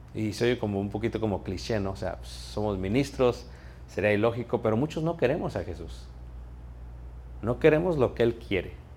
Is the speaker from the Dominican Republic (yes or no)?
no; Mexico; moved away; Soy mexicano, sí soy naturalizado aquí